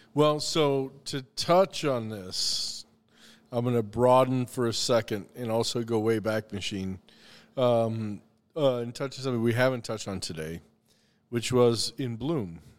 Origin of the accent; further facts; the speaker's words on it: the Carolinas, United States; also born or lived in Missouri; now in Minnesota, United States; I was born in Minnesota, but I moved to the Carolinas when I was five